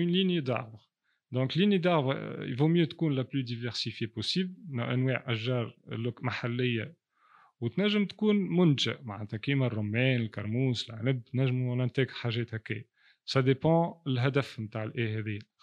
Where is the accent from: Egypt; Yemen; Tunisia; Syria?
Tunisia; عندنا في تونس